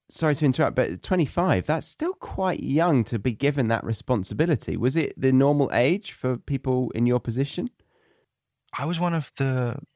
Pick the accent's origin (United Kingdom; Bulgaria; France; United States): United Kingdom; England; growing up in England.